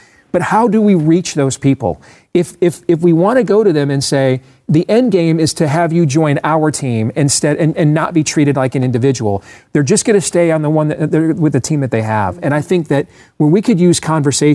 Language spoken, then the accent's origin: English; Iowa, United States; my home state of Iowa